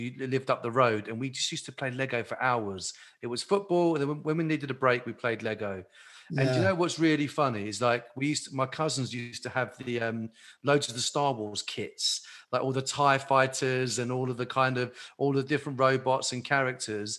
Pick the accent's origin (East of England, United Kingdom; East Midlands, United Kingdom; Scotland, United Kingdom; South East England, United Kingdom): South East England, United Kingdom; Maidstone; I'm from Maidstone